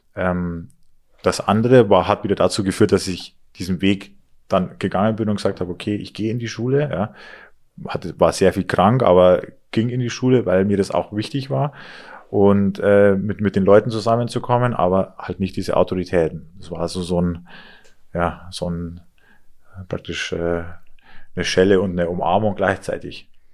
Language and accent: German; Inn Valley, Rosenheim district, Bavaria, Germany; also born or lived in Chiemsee; Aufgewachsen bin ich im Inntal, also das ist praktisch auch im, im Landkreis Rosenheim